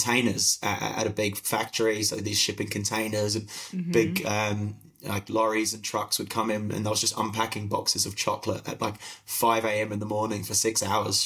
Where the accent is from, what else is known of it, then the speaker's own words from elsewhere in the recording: United Kingdom; moved away as an adult; now in Melbourne, Australia; I don't know if you can still hear in my accent from the UK originally, but now out here in Australia